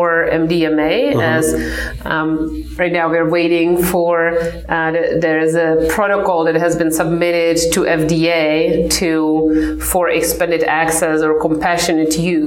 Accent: Czechia; now in United States; So I come from the Czech Republic. I grew up in the communist time.

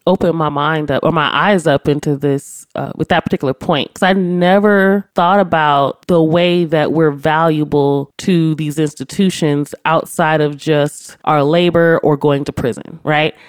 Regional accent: Los Angeles, California, United States; I grew up in South Central my entire life

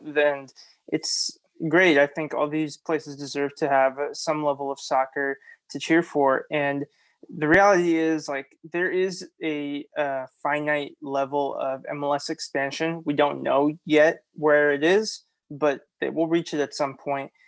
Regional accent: Oakland, California, United States; moved away as an adult; also born or lived in Davis, California / Jalisco, Mexico (family); now in San Diego, United States; I am from Oakland

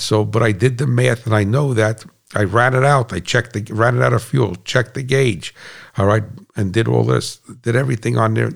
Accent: United States; I'm an American

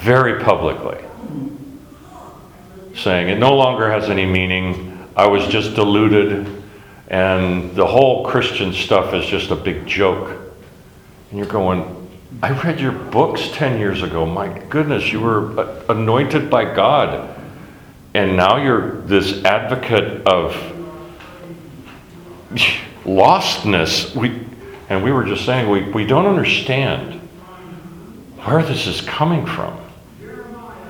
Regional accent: Alaska, United States; I grew up in Alaska

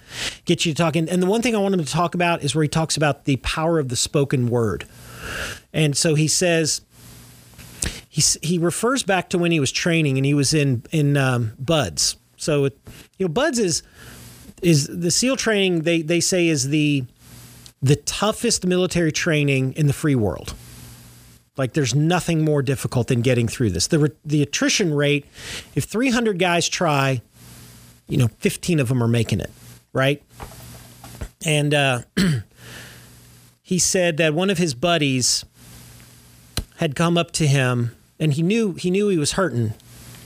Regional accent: Kentucky, United States; I'm from Kentucky.

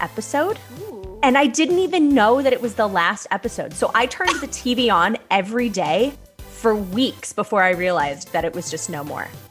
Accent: Santa Barbara, California, United States; I was born in Santa Barbara

